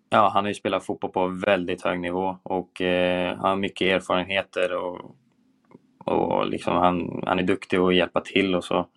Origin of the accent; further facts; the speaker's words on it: Sweden; vi är ju svenskar liksom, vi, eh, vi har en bra kommunikation i försvarsspelet